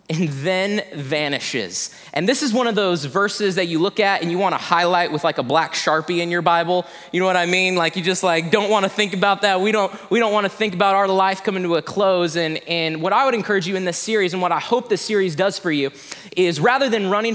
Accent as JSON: {"language": "English", "region": "Indiana", "country": "United States", "moved": "yes", "said": "I'm actually from Indiana"}